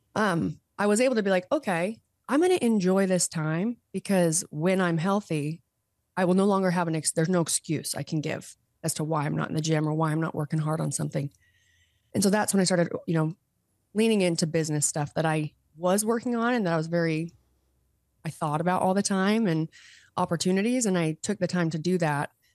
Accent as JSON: {"language": "English", "region": "Utah", "country": "United States", "also_born_or_lived": "California", "moved": "as an adult", "said": "I did move home. So I'm, I am back in Utah. I moved home from California in twenty twenty-one"}